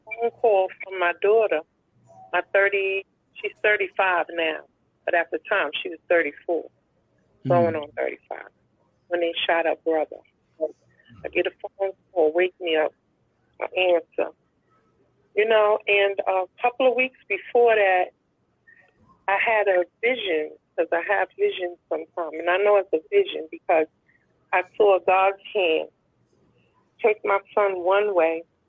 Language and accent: English; New York City, New York, United States; also born or lived in Harlem, New York; I was born and raised in Brooklyn, New York.